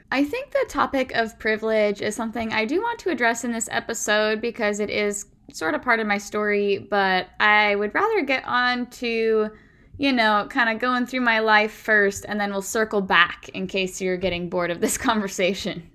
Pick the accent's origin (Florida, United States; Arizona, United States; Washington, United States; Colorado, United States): Washington, United States; Puyallup; growing up in Puyallup was your typical cushy, predominantly white, middle class, suburb